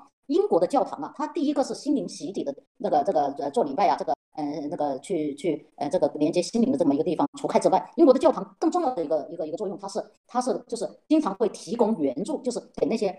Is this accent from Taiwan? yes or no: no; China; 所以呢，在这是我很奇怪的，因为我我我是中国来的嘛，所以我一看到那些礼物，我就我就心想，哎，这个礼物不就是买的吗？